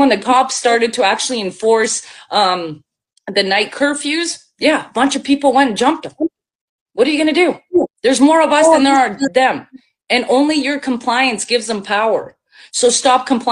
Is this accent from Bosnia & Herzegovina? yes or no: yes; Bosnia & Herzegovina; now in Canada; I'm from Bosnia. So I was born in former Yugoslavia. I'm half Serbian and went through a war, lived in a refugee camp. And now I come here